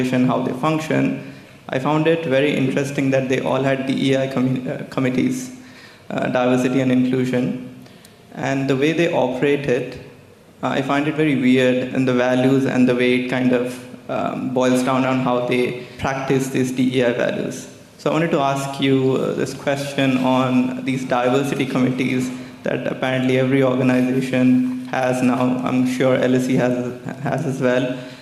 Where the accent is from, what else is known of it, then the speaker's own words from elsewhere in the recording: India; moved away as an adult; now in United Kingdom; I am born and brought up in India, so I'm very new here. It's been 2 years.